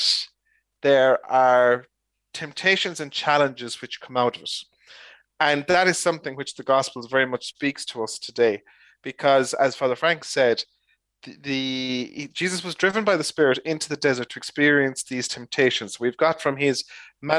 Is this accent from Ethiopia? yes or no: no; Ireland; as Irish people